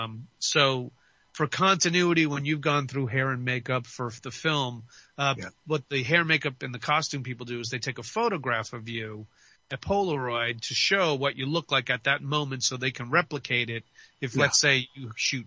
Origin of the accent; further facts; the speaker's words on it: New York City, New York, United States; moved away; originally, George, I'm from the Bronx